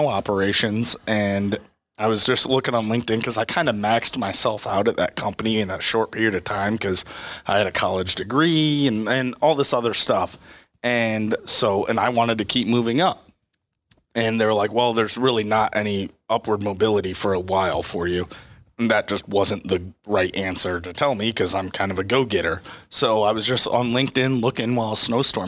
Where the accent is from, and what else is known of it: Swanton, Ohio, United States; born or raised there